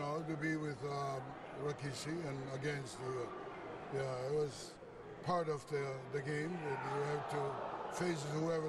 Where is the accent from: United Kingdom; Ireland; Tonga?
Tonga; also born or lived in Japan; now in Kissimmee, United States; I'm from a little island in the South Pacific. We are the last kingdom of the South Pacific. Is called the Kingdom of Tonga.